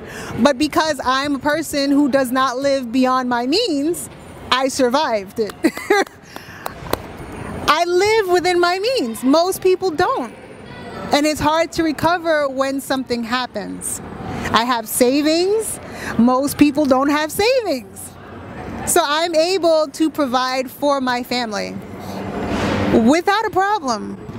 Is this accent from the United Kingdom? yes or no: no; Barbados; I am from the Caribbean.